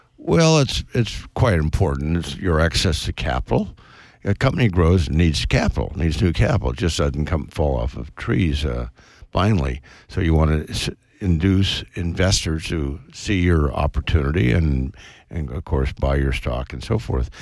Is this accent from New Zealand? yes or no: no; West Coast, United States; I was brought up on the West Coast, went to Stanford